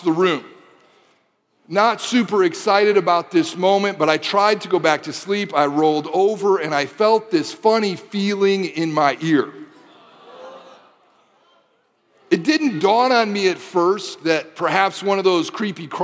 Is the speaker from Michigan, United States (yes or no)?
yes; Detroit, Michigan, United States; I grew up in the Michigan, Detroit area